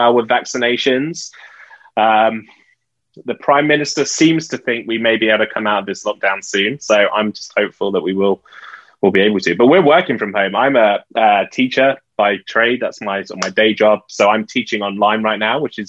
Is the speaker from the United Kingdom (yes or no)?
yes; United Kingdom; I'm British